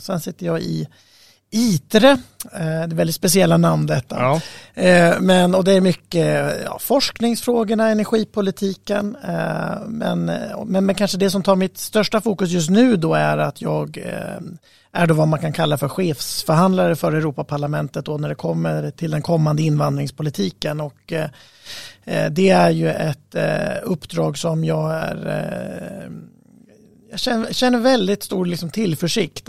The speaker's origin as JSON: {"language": "Swedish", "region": "Norrland", "country": "Sweden", "moved": "yes", "said": "Jag kommer själv från Norrland ursprungligen"}